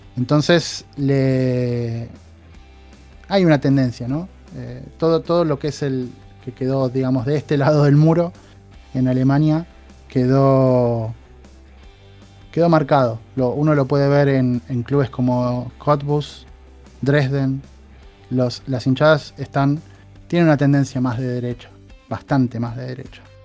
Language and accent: Spanish; Argentina; now in Poland; uno como latinoamericano o como, argentino